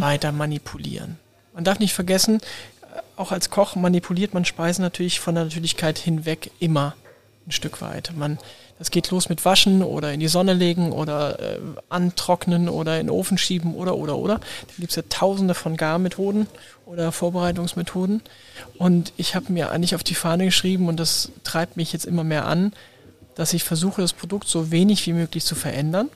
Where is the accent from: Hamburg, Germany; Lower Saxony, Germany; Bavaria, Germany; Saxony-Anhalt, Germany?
Hamburg, Germany; first language German; als Hamburger, als Norddeutscher, als Deutscher